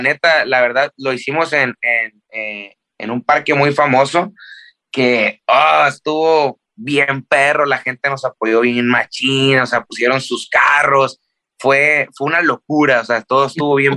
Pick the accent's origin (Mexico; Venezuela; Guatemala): Mexico; Tijuana, Baja California; also born or lived in Culiacán, Sinaloa, Mexico; me siento de Tijuana porque me crié en Tijuana